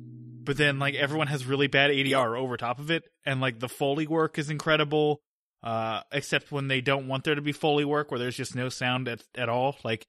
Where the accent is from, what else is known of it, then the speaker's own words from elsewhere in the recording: Australia; And I'm an Australian mercenary guy. You can tell by my voice that I'm very Australian.